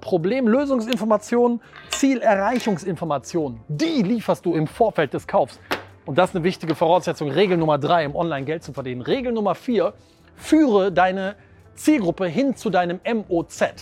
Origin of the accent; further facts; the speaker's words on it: Wuppertal, North Rhine-Westphalia, Germany; Ich komme aus Wuppertal in einem ganz kleinen Standort, nämlich Wuppertal-Vorwinkel